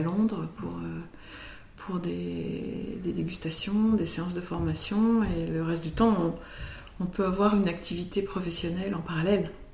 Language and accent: French; Côte Chalonnaise, Burgundy, Bourgogne-Franche-Comté, France; moved away; also born or lived in United States; de ma région d'origine, en Côte-Chalonnaise en Bourgogne